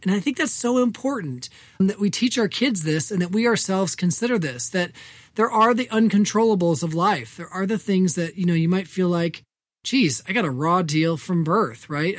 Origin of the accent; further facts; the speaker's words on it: Evansville, Indiana, United States; moved away; growing up on the West Side